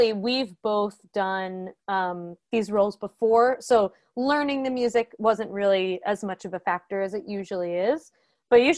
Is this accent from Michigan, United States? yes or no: no; Ithaca, New York, United States; moved away; I grew up in Ithaca, New York, actually, and both of my parents are professors at the college.